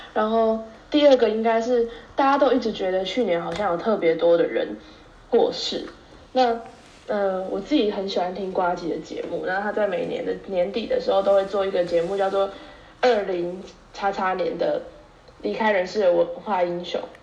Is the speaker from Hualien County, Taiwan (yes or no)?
no; Tainan, Taiwan; moved away as an adult; now in Taipei, Taiwan; 身为台南人，就是被飘到台北读书的这段时间